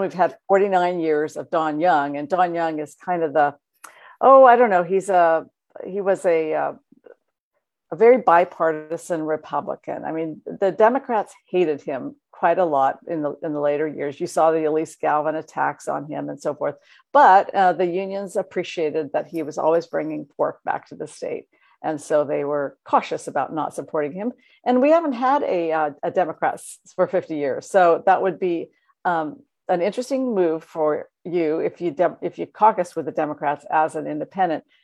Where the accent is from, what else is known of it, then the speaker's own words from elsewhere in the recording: Juneau, Alaska, United States; I remember growing up in Juneau